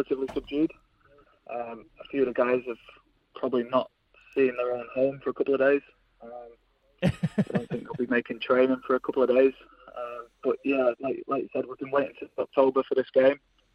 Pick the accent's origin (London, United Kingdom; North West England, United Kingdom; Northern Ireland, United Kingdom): North West England, United Kingdom; between Liverpool and Manchester; now in New Zealand; We grew up in the UK. We're between Liverpool and Manchester.